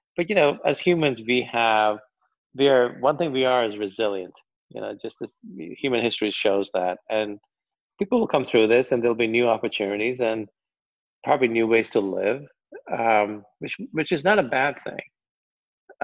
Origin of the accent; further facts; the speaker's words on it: United States; I'll speak as an American